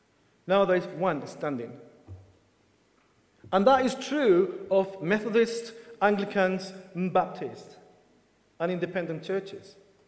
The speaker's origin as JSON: {"language": "English", "country": "Chile", "said": "Actually, I could, because as a Chilean, I could have applied for the Spanish passport. But actually, I'm British."}